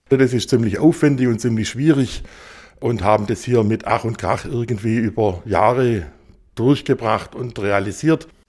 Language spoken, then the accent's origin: German; Swabia, Germany; als Schwabe